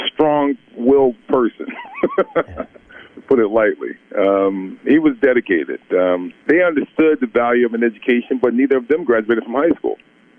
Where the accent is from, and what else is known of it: Newark, New Jersey, United States; born or raised there